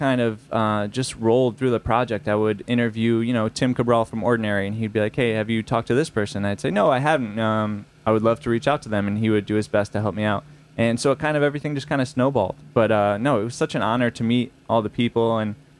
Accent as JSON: {"language": "English", "town": "Orange", "region": "Connecticut", "country": "United States", "tie": "born or raised there", "also_born_or_lived": "Los Angeles", "said": "I grew up in Orange, Connecticut"}